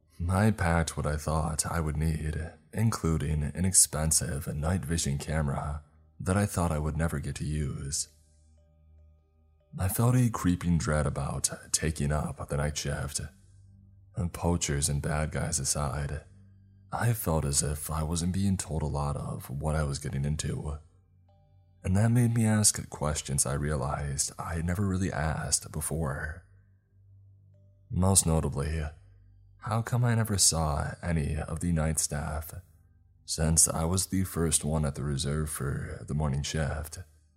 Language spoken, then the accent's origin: English; South East England, United Kingdom; Growing up in Kent, Attenborough, and documentaries were the closest that I could get to the African savannas